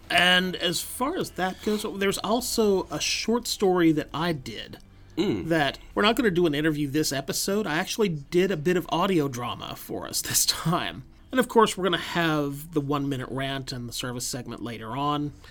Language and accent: English; United Kingdom; being British people, I'm thinking there's they're going to bake Christmas into it in some way or other.